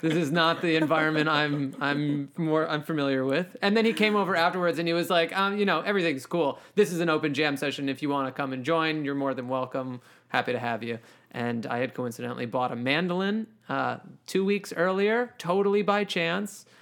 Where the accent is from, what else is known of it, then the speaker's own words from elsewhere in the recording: Mount Kisco, New York, United States; also born or lived in Howard Beach, Queens, New York; I kinda spent my childhood growing up in Westchester in Mount Kisco, Chappaqua, Westchester, New York